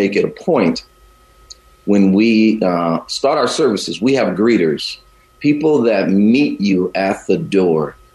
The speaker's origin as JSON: {"language": "English", "region": "the South", "country": "United States", "tie": "born or raised there", "also_born_or_lived": "Chicago, United States", "moved": "yes", "lives_now": "Bay Area, United States", "said": "I grew up in the South"}